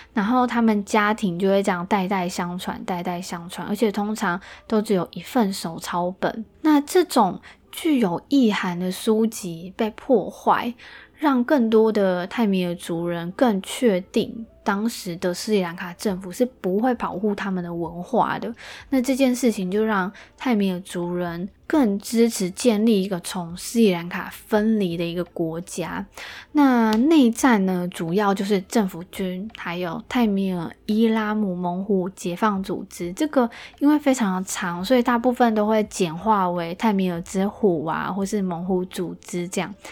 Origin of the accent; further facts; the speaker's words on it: Taiwan; 我们台湾人